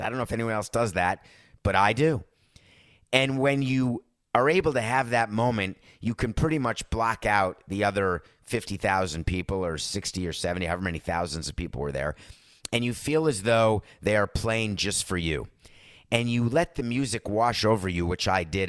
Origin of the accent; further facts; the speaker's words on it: New York, United States; also born or lived in Wisconsin; as a New Yorker